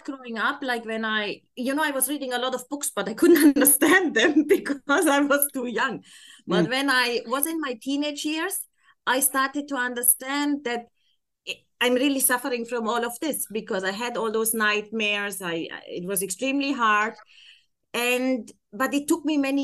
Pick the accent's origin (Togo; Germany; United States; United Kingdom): Germany; accent: German; English is a second language; moved away as an adult; now in Abu Dhabi, United Arab Emirates; originally I'm from Germany